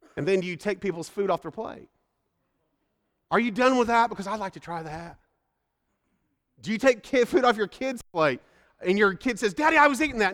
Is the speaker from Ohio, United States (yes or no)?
no; Indiana, United States; moved away; I grew up in Indiana, and that's a steak and potato place